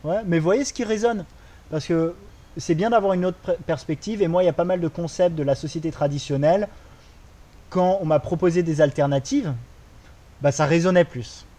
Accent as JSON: {"language": "French", "country": "France", "tie": "born or raised there", "also_born_or_lived": "Australia", "moved": "as an adult", "lives_now": "Bali, Indonesia", "said": "Moi, j'ai grandi en France"}